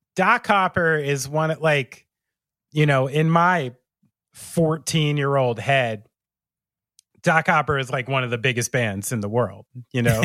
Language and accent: English; New Jersey, United States; someone like me from New Jersey